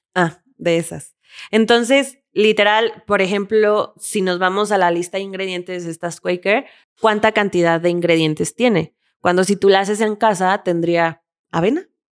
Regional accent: Mexico; soy mexicana

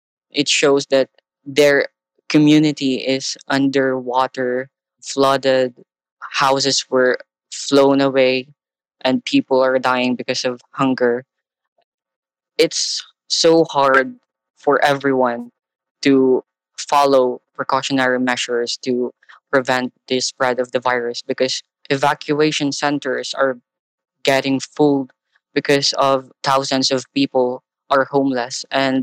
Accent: Philippines; also born or lived in Catbalogan City, Philippines; It's so hard facing the climate crisis and the coronavirus pandemic as a Filipino.

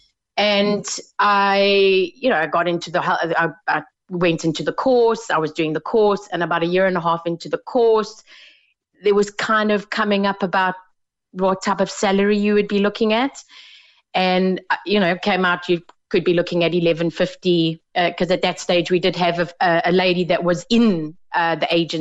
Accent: South Africa; moved away as an adult; now in Ireland; I come from South Africa, I've been here about 4 years.

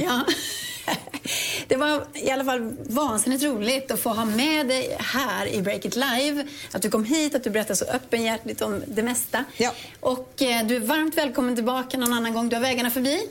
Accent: Dalstorp, Västra Götaland, Sweden; litet ställe utanför Ulricehamn som heter Dalstorp

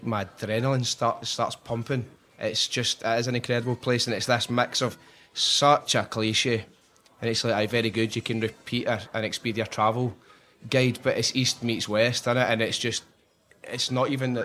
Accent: Scotland, United Kingdom; as a Scottish person

